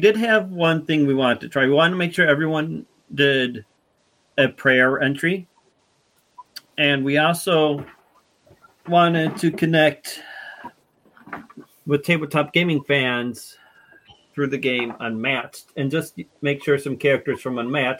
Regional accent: Muskegon, Michigan, United States; Muskegon is my hometown territory along with Darren's hometown territory.

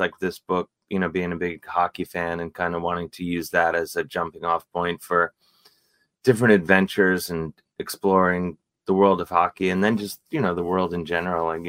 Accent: Cleveland, Ohio, United States; growing up in Cleveland

